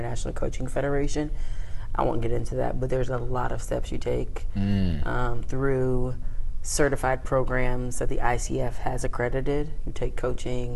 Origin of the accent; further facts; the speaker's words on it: North Carolina, United States; moved away as an adult; also born or lived in Denton, Texas / Washington, D.C.; I was born in Denton, Texas, but grew up in North Carolina